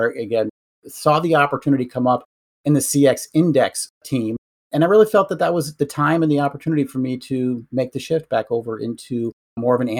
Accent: Western Massachusetts, United States; I grew up and live in Western Massachusetts

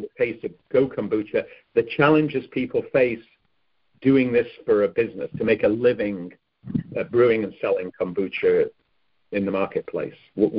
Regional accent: Cheshire, North West England, United Kingdom; moved away; Cheshire, where I grew up

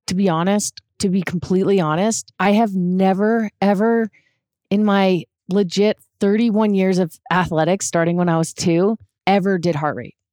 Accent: Canada; where I grew up in Canada

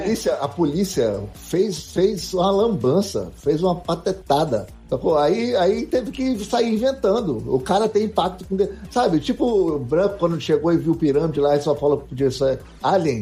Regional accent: Brazil; eu sou brasileiro

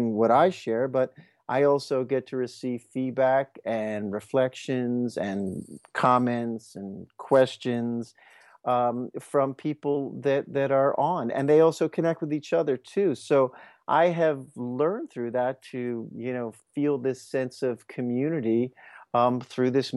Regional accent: Merion, Pennsylvania, United States; I actually went to nursery school in that space where the festival is

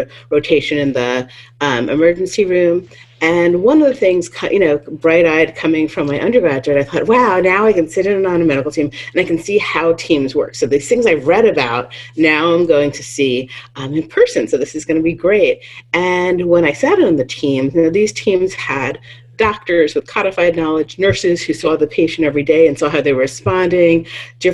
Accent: small town in New York, United States; moved away as an adult; also born or lived in Baltimore, Maryland; now in Iowa, United States; I was born in a small town in New York, about 40 miles north of the city, and that's where I grew up, and my parents still live there

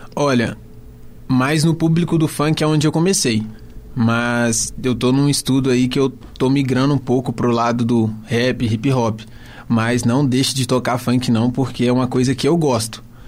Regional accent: Contagem, Minas Gerais, Brazil; sou lá de Contagem

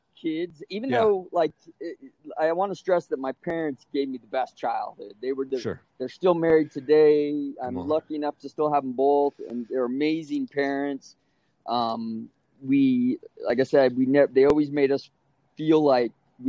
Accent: San Bernardino, California, United States; I grew up in San Bernardino, California.

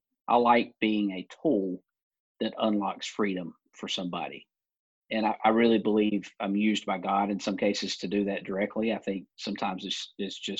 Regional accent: Alabama, United States; moved away as an adult; I grew up in Alabama, in the South

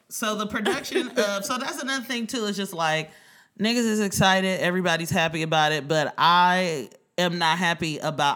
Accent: Oakland, California, United States; now in New York, United States; I'm from Oakland

